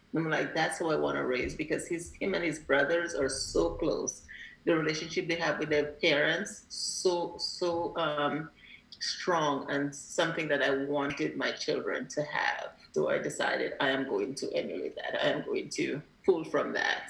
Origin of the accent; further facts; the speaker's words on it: Grenada; also born or lived in Alabama / New York; now in California, United States; as a child growing up in Grenada